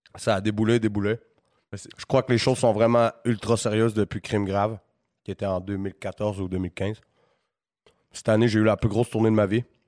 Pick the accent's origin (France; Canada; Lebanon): Canada; Quebec City, Quebec; C'était ma ville